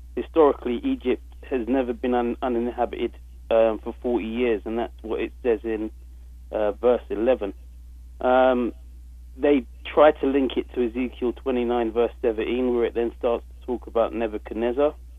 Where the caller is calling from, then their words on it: London, United Kingdom; I'm calling through from London, England.